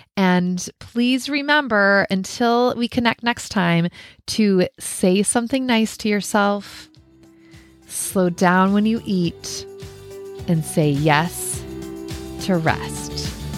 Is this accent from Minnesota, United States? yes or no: yes; Minnesota, United States; I grew up in Minnesota